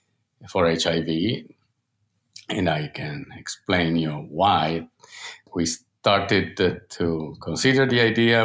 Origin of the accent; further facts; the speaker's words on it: Turin, Piedmont, Italy; moved away as an adult; now in United States; I'm an Italian doctor and scientist, and now an American citizen, but I grew up in Torino, Italy